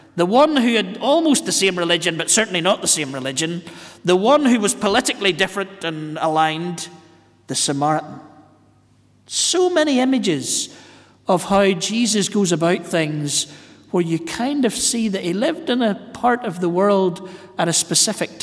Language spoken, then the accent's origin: English; Northern Ireland, United Kingdom; growing up in Northern Ireland